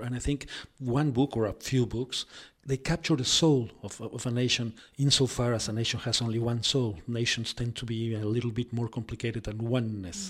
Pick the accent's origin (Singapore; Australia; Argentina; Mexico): Mexico; Mexico City; English is a second language; I'm from Mexico, actually from Mexico City